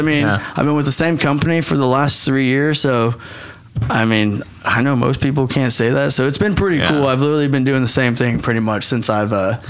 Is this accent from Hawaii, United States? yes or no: yes; Hawaii, United States; I mean, you know, I'm a Hawaiian. I have the Hawaiian blood. I need the sun on me.